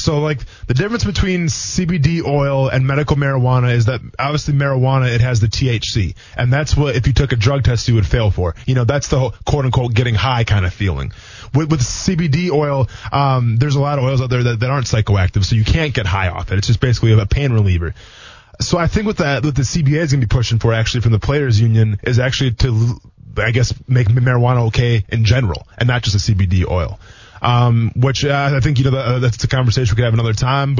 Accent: Wisconsin, United States; moved away; I'm from Wisconsin originally

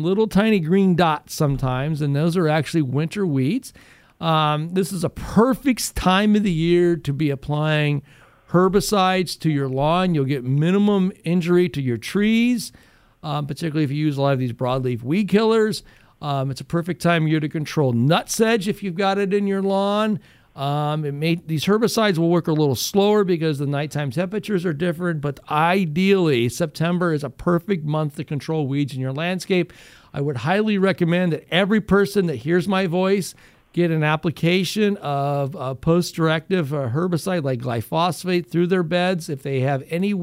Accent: Findlay, Ohio, United States; That's where I was born and raised

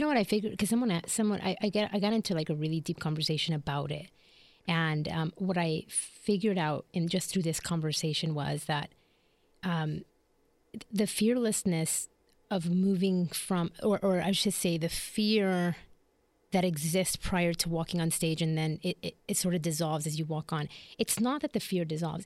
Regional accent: Chicago, Illinois, United States; moved away as an adult; also born or lived in Philadelphia / Puerto Rico (ancestry); now in Jacksonville, United States; I was born and raised in Chicago

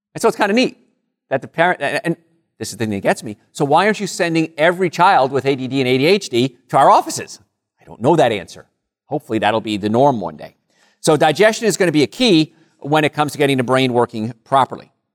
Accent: Rutherford, New Jersey, United States; moved away; I grew up in a, a place called Call Studies, Rutherford area

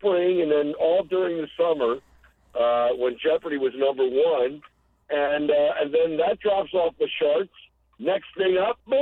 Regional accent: Baltimore, Maryland, United States; the Top 40 station where I was growing up in Baltimore

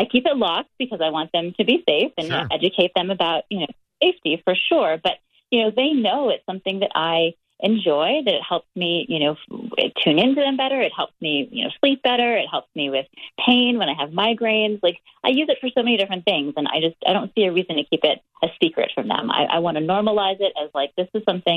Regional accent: Hawaii, United States; I grew up in Hawaii

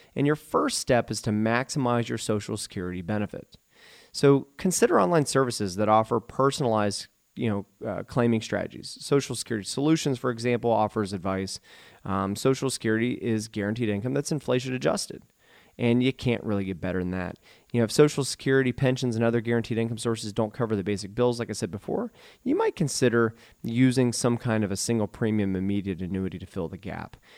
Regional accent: Eaton, Ohio, United States; also born or lived in Dayton, Ohio / Oxford, Ohio / Beavercreek, Ohio; I was born and raised in Eaton, Ohio

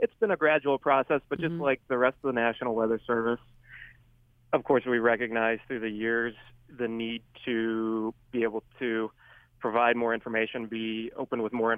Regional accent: Irving, Texas, United States; I learned that very quickly growing up, especially growing up in Irving, Texas, where there isn't a huge Italian population.

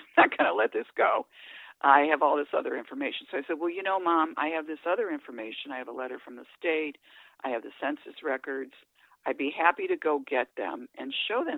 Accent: Ohio, United States; now in Illinois, United States; I grew up in Ohio, so my mother lives in Ohio, and I live in Illinois

